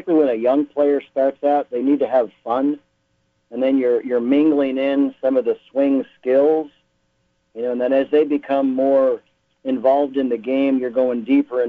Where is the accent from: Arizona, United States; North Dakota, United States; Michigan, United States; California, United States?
Michigan, United States; moved away as an adult; also born or lived in Pinehurst, North Carolina; I grew up in Michigan